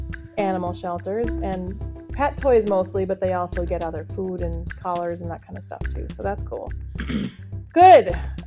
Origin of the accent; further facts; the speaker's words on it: Minnesota, United States; accent: Minnesota; we're from Minnesota.